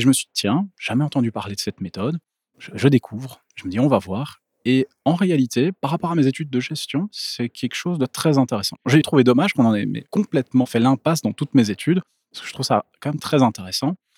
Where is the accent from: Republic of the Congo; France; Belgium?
Belgium; Brussels, Brussels-Capital Region; now in Ghlin, Belgium; je viens à la base de Bruxelles, mais j'habite maintenant à Glin